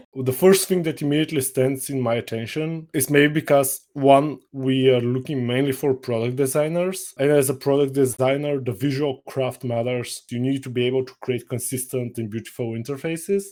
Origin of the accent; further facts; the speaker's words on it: Bulgaria; I'm from Bulgaria